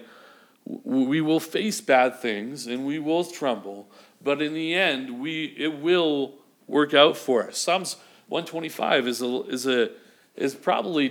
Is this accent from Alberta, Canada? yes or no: no; Vancouver, British Columbia, Canada; moved away; growing up in Vancouver